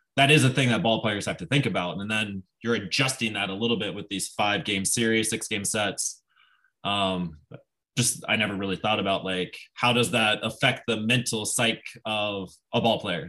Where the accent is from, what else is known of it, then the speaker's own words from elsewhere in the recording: Nebraska, United States; moved away as an adult; I grew up in Nebraska.